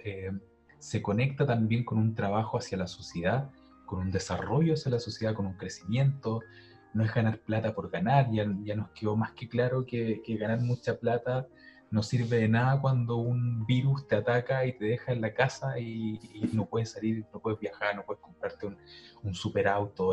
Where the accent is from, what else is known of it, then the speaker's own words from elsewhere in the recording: Santiago, Santiago Metropolitan Region, Chile; yo soy de Santiago